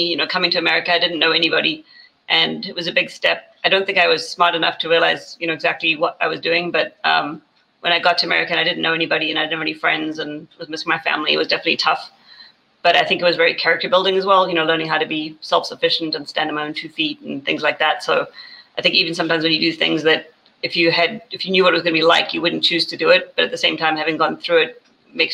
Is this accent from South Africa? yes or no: yes; South Africa; I grew up in South Africa